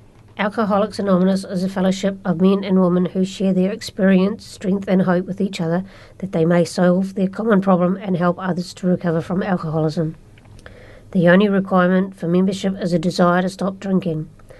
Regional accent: Wellington, New Zealand; born or raised there

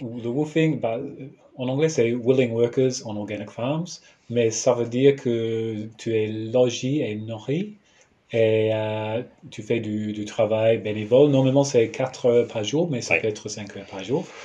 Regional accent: New Zealand; French is a second language; also born or lived in Aurillac, France; je viens de, de Nouvelle-Zélande

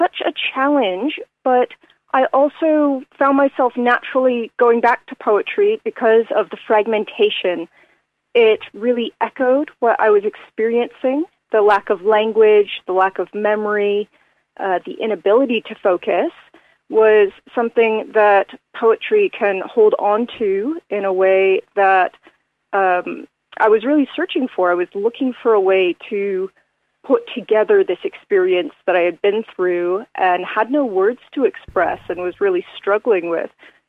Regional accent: Canada; because I came from Canada, where I sustained my roller derby injury. I also grew up in the ice hockey community.

